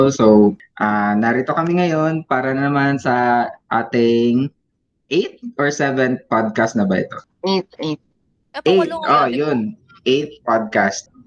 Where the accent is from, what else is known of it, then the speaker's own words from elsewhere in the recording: Bisaya, Visayas, Philippines; first language Cebuano (Bisaya); Tagalog is a second language; code switching between English, Tagalog, tsaka yung mother tongue namin na Bisaya.